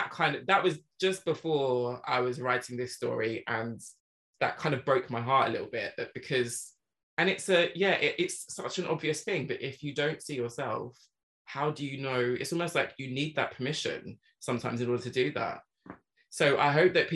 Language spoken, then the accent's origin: English; England, United Kingdom; growing up in England, we only really learn about the British Empire